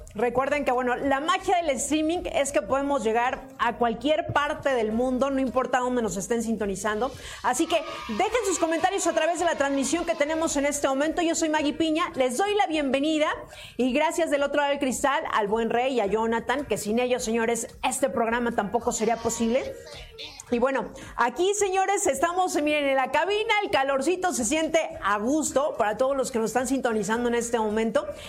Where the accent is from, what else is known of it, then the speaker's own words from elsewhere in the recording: Mexico City, Mexico; así cuando era pequeña, decían, hace mucho calor, estamos a 24 grados centígrados, ¿saben? Y por ejemplo, de esos de 24 grados centígrados, pues ya aquí por lo menos en la Ciudad de México sentíamos que hacía mucho calor